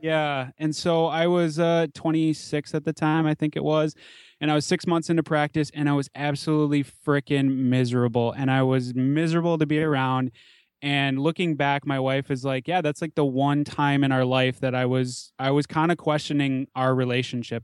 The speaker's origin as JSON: {"language": "English", "town": "Minneapolis–Saint Paul", "region": "Minnesota", "country": "United States", "tie": "born or raised there", "said": "I grew up in the Twin Cities in the suburbs, pretty typical suburban upbringing"}